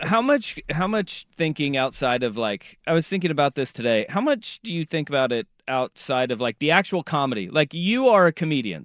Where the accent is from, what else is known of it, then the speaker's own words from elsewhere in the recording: Hillsboro, Oregon, United States; I'm technically from Hillsboro